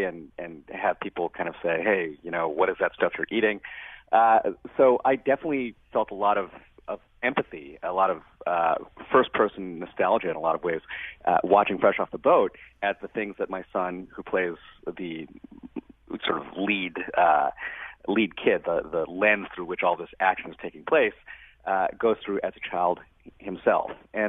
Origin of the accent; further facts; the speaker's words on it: Brooklyn, New York, United States; In fact, I was born in Brooklyn, New York, one of the most diverse places in one of the most diverse cities in America.